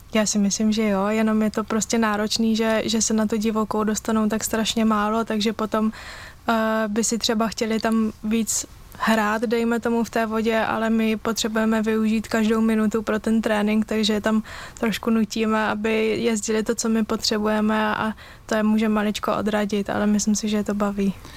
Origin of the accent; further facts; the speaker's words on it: Brno, South Moravian Region, Czechia; u nás v Brně